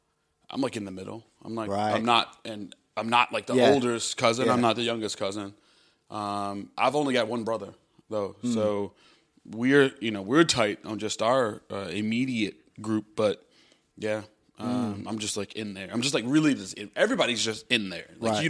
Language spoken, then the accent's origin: English; Chicago, Illinois, United States; moved away; Yep, born and raised.